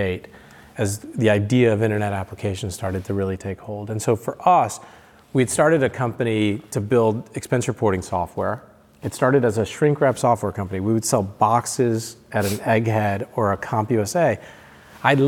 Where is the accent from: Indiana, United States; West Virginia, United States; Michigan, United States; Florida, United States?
Michigan, United States; moved away as an adult; also born or lived in Seattle / San Francisco; when I grew up in Michigan